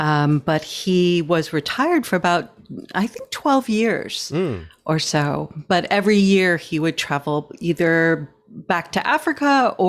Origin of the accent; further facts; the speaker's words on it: Scotland, United Kingdom; born there; No, I was born in Scotland.